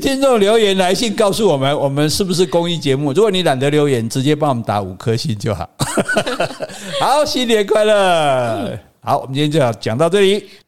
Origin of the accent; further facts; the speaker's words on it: southern Taiwan, Taiwan; 我们南部人